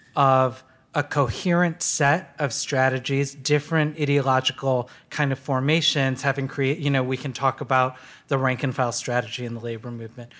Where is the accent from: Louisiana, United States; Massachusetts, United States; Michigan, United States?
Michigan, United States; Detroit; I was born in Detroit, and in nineteen eighty, and watched deindustrialization happen, you know, all around me